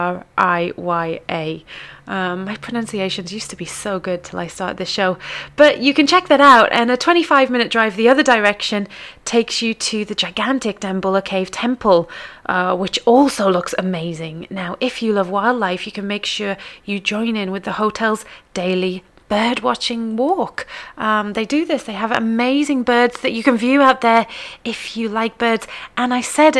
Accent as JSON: {"language": "English", "country": "United Kingdom", "said": "from the UK or somewhere like I am"}